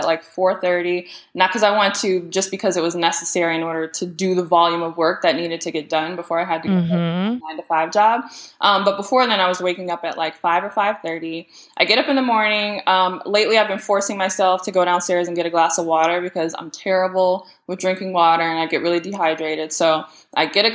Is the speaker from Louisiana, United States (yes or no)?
no; Detroit, Michigan, United States; growing up in the Metro Detroit area